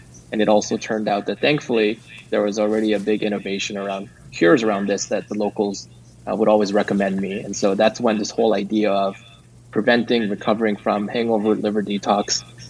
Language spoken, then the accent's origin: English; South Korea; now in Silicon Valley, United States; I grew up in Korea, but I never lived there as an adult.